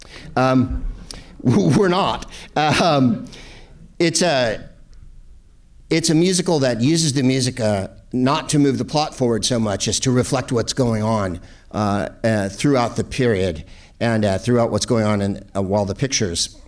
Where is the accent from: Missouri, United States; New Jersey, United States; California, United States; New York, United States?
California, United States; San Carlos; growing up in San Carlos, California